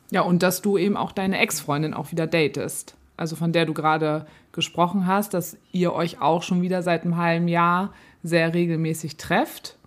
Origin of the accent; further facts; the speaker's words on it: Germany; now in Hamburg, Germany; bei uns in mhm. Deutschland